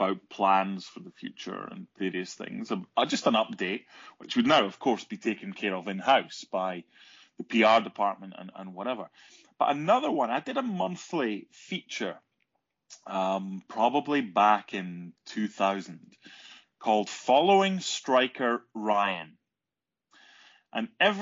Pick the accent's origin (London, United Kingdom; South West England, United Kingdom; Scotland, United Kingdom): Scotland, United Kingdom; being Scottish